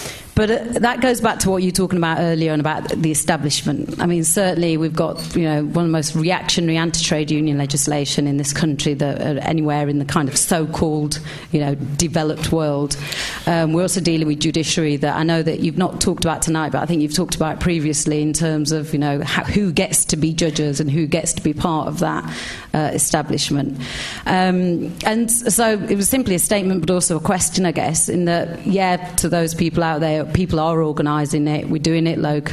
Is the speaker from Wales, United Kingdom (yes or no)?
no; Sheffield, Yorkshire and the Humber, United Kingdom; now in London, United Kingdom; I'm also from Sheffield.